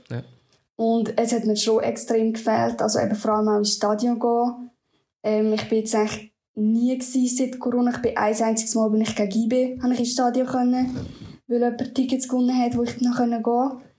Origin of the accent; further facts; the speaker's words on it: Lucerne, Switzerland; ich komme aus Luzern, also ein bisschen außerhalb von Luzern